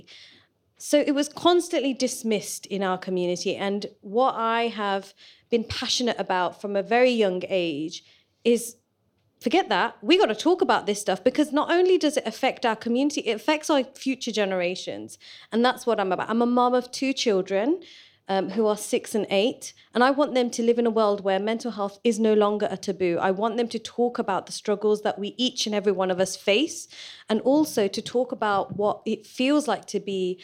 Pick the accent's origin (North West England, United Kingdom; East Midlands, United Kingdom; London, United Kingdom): East Midlands, United Kingdom; Leicester; moved away; I'm born and bred in Leicester